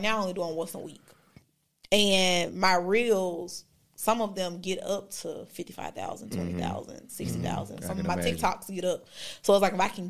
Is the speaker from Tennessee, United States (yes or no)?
yes; Memphis, Tennessee, United States; Memphis. Yeah. Like, that's my hometown.